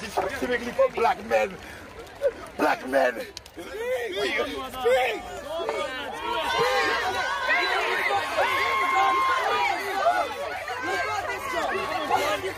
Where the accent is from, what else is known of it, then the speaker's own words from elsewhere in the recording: London, United Kingdom; I'm 28 years old, born and raised in London